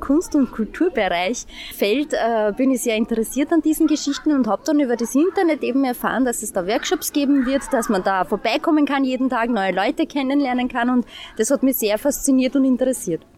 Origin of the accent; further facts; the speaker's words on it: St. Pölten, Lower Austria, Austria; ich bin aus St. Pölten, lebe hier, arbeite hier